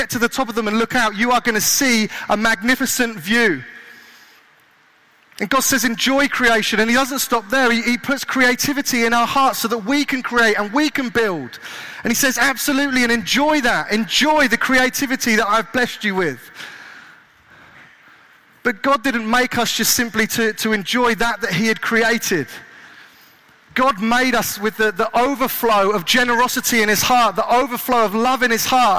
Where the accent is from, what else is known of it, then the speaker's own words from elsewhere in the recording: Kent, South East England, United Kingdom; now in Southampton, United Kingdom; I grew up in Kent